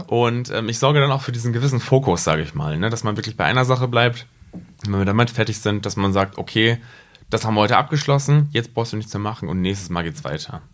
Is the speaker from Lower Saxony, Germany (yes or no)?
yes; Rinteln, Lower Saxony, Germany; now in Braunschweig, Germany; aus Rinteln.